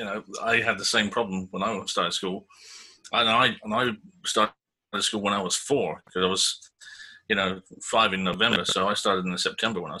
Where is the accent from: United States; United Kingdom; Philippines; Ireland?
United Kingdom; Tenterden, South East England; A little place in Kent called Tenterden. Where I grew up, actually. I grew up in the house across the street from where I live right now